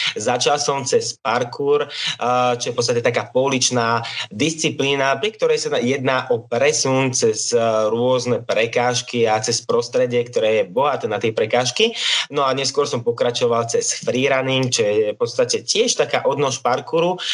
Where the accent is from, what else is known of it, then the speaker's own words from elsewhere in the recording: Liptovský Mikuláš, Žilina Region, Slovakia; som z Liptovského Mikuláša